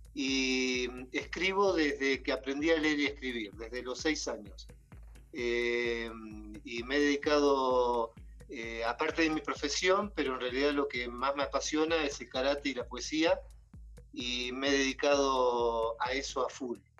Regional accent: Bordenave, Buenos Aires Province, Argentina; moved away as an adult; also born or lived in Mar del Plata, Argentina; now in Quito, Ecuador; soy de Argentina de dos lugares. De Bordenave, que es un pueblo muy chiquito, de 800 habitantes. y a los 12 años me fui a vivir a Mar del Plata y viví en Mar del Plata hasta hace cuatro meses

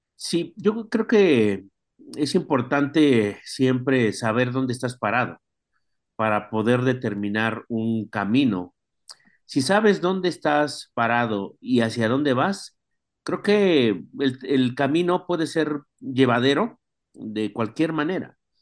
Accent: Mexico; ya tenemos como mexicanos un derecho

